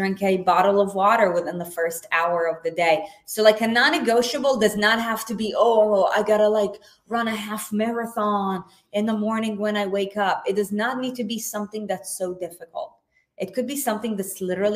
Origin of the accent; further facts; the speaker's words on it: Israel; I was born and raised in Israel